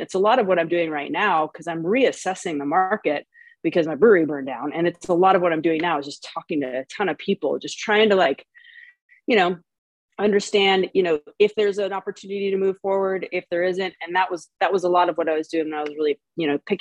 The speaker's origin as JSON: {"language": "English", "region": "Oregon", "country": "United States", "moved": "yes", "lives_now": "San Francisco, United States", "said": "I'm from Oregon. So I have a lot of those connections up in Bend, Oregon"}